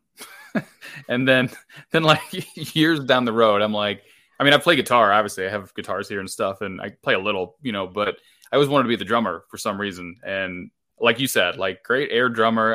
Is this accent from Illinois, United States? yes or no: yes; Illinois, United States; I come from such a small town in Illinois that there was no concerts around me ever